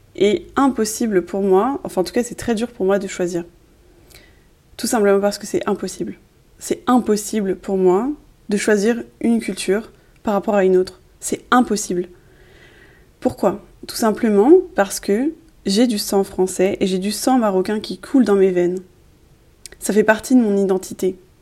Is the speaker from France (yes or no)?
yes; France; je suis née en France